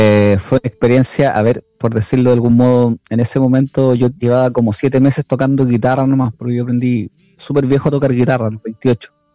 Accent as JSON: {"language": "Spanish", "country": "Chile", "lives_now": "Lautaro, Chile", "said": "el acento de los argentinos allá de hecho se parece mucho al de nosotros"}